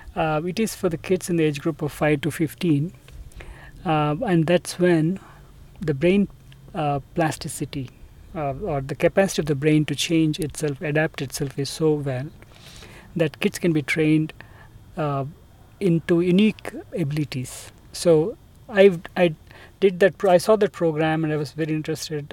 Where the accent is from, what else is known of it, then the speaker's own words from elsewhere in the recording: Hyderabad, Telangana, India; I am from India. So, I grew up mostly in Hyderabad.